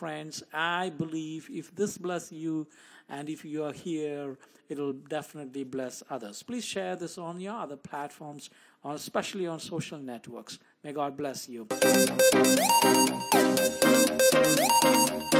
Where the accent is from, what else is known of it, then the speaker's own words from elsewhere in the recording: India; moved away; Growing up in India, I lived and shared the only room that I had for many years with two of my siblings and my parents